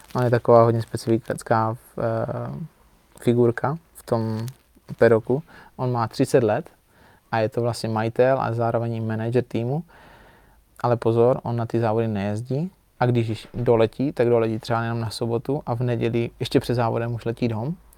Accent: Czechia; jsem Čech

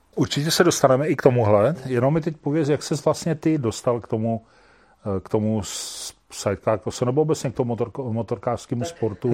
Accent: Šumperk, Olomouc Region, Czechia; jsem původem ze Šumperka

